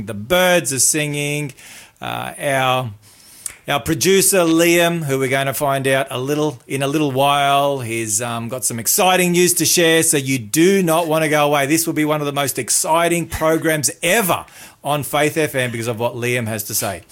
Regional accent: Melbourne, Victoria, Australia; also born or lived in New Zealand; I had a next door neighbour that was Josie that I grew up with in Melbourne, in the western suburbs

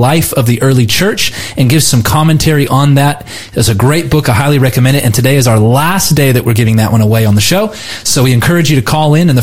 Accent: United States

